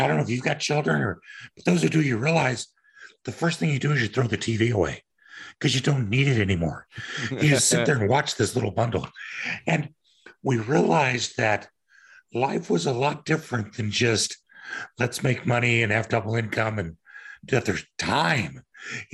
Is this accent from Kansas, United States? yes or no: yes; Kansas, United States; moved away; also born or lived in Denver; I'm from Kansas